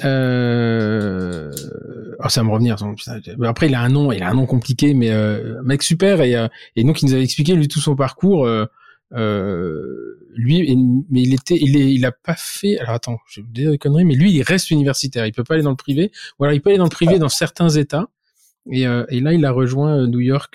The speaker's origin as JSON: {"language": "French", "country": "France", "said": "je suis français"}